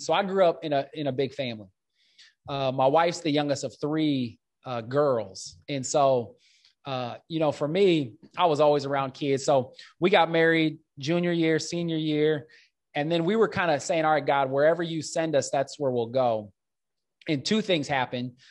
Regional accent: Omaha, Nebraska, United States; I grew up in North Omaha, this inner city context

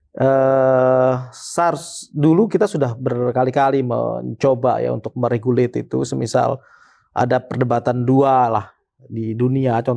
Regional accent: Sumbawa, West Nusa Tenggara, Indonesia; born there; Iya Bang, jadi kalau saya saya lahir di Sumbawa eh, NTB gitu.

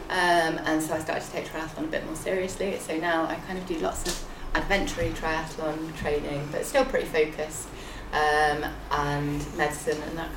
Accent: near the North York Moors, Yorkshire and the Humber, United Kingdom; moved away as an adult; also born or lived in Cardiff; now in Swansea, United Kingdom; I'm from Yorkshire, Yorkshire. originally, uh, like from near the North York Moors, so plenty of hills to sample.

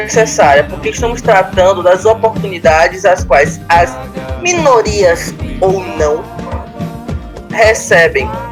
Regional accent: Brazil; Falando como brasileiro

